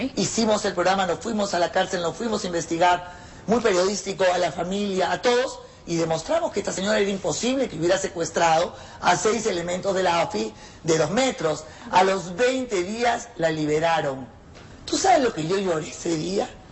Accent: Peru; moved away as an adult; now in Mexico

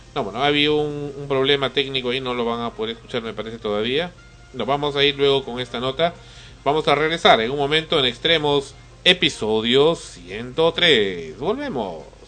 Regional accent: Peru; somos peruanos

